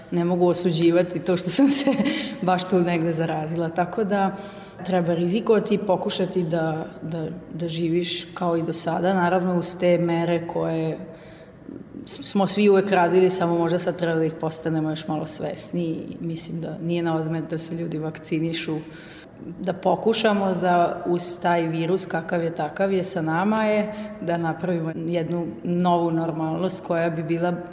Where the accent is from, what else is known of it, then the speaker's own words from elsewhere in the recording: Vojvodina, Serbia; also born or lived in Austria; to što mi imamo u Vojvodini, tu e, multikulturalnost, raznolikost, šarenilo narodnosti i boja i prirode i to bogatstvo koje mi ovde imamo